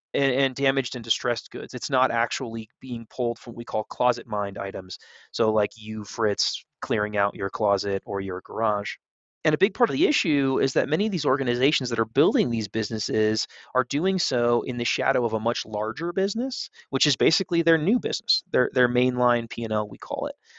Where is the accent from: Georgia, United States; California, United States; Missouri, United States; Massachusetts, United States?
California, United States; moved away as an adult; now in Denver, United States; I'm from California. I spent a lot of time in Lake Tahoe, in that area growing up